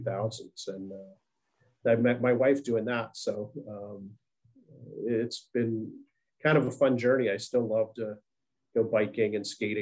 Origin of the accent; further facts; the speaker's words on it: Pittsburgh, Pennsylvania, United States; moved away as an adult; also born or lived in Washington, D.C.; born and raised, right? Yeah, I left when I got out of school